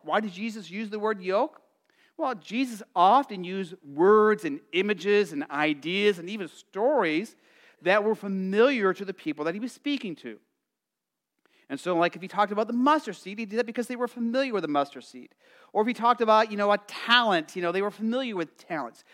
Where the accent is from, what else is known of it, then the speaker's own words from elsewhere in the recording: Arizona, United States; growing up in Arizona, it felt like you were in an oven